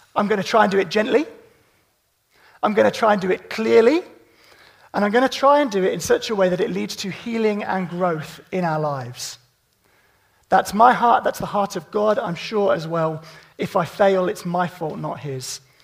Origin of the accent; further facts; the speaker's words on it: Midlands, United Kingdom; I'm from the Midlands